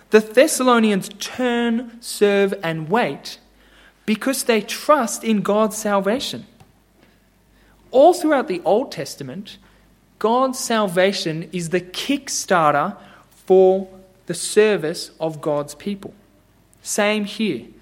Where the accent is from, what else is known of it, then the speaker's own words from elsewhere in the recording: Japan; but I grew up in Japan, as I was telling Al, and I saw it every day. Millions of people in Japan serve and bow to idols.